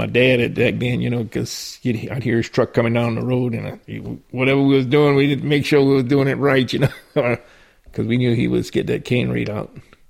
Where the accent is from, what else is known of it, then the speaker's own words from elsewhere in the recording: rural Louisiana, United States; I grew up on Ormalee's plantation.